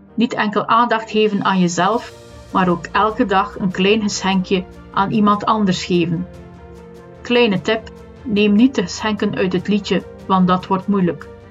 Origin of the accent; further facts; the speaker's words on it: West Flanders, Belgium; accent: West Flemish; ik ben een West-Vlaming, dus een H of een h uitspreken is niet zo evident.